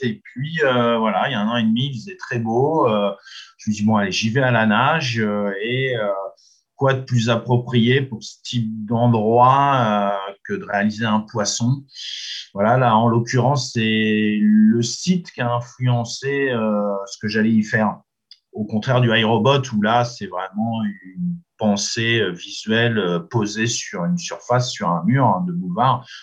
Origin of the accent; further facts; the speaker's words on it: Normandy, France; chez nous en Normandie